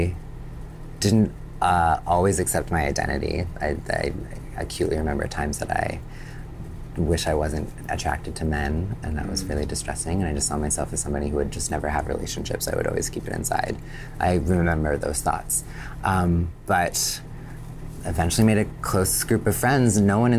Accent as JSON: {"language": "English", "country": "Canada", "tie": "born or raised there", "said": "I grew up in Canada originally and in progressive communities, and I had an accepting family."}